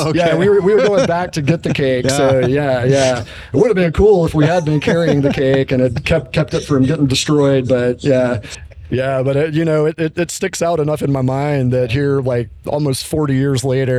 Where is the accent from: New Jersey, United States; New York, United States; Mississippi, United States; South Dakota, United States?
Mississippi, United States; Jackson; I'm originally from Jackson